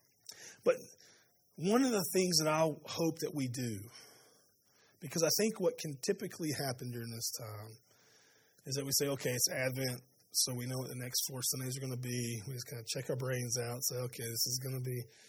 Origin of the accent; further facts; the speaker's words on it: Spartanburg, South Carolina, United States; I grew up in Spartanburg